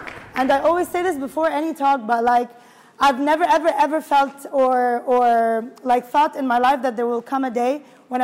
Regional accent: Kuwait; moved away as an adult; also born or lived in Egypt; now in Dubai, United Arab Emirates; I grew up in Kuwait. I was born and raised in Kuwait, actually. Moved to Dubai in 2011 with work

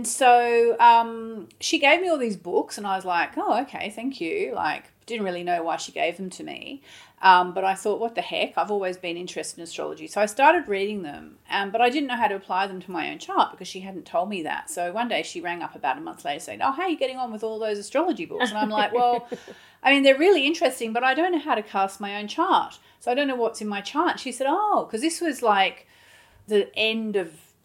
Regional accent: Hobart, Tasmania, Australia; now in London, United Kingdom; growing up in Hobart, Tasmania, in Australia

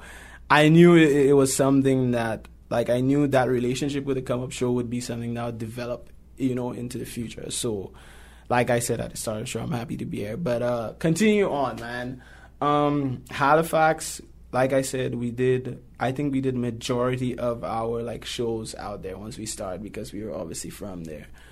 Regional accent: St. Lucia; now in Toronto, Canada; I'm from St. Lucia

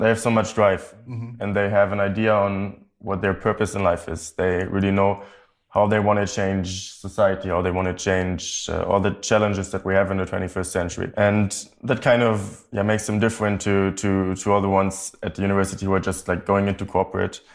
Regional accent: Hanover, Lower Saxony, Germany; moved away as an adult; now in St. Gallen, Switzerland; I'm actually from Hanover, Germany. Came to St. Gallen around 3 years ago

